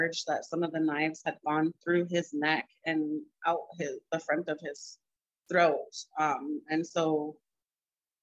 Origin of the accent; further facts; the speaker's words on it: Helena, Montana, United States; now in Browning, United States; I grew up in Helena